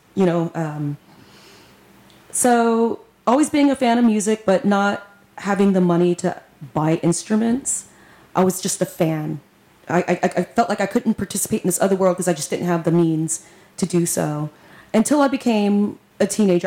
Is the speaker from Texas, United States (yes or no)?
yes; Victoria, Texas, United States; now in Houston, United States; I'm from Victoria, Texas